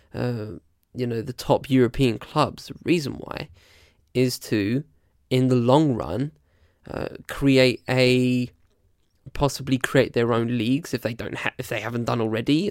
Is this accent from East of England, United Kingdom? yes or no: yes; Essex, East of England, United Kingdom; also born or lived in London / Southampton; I was born in London, and I live, and I've lived in Essex for most of my life.